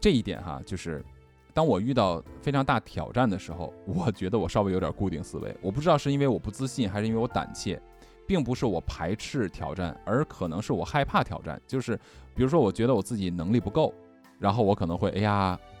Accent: China; 尤其我我不光是中国人了，就是我们因为我们生活出生长大在中国这个环境下，我们就没有必要去举别人家的例子嘛

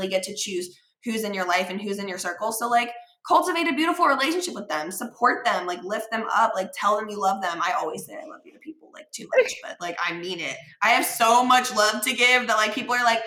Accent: Cincinnati, Ohio, United States; we grew up in Cincinnati, like we were little ballerinas together

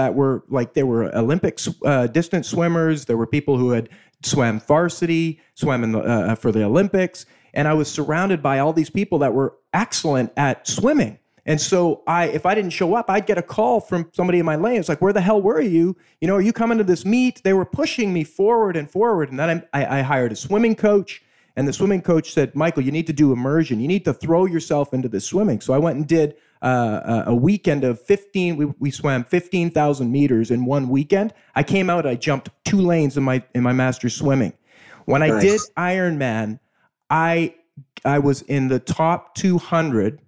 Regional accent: Okanagan Valley, British Columbia, Canada; when I was growing up, I grew up in the Okanagan Valley

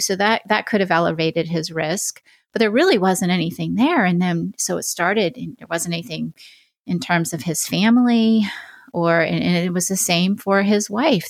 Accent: Oregon, United States; that's my home state

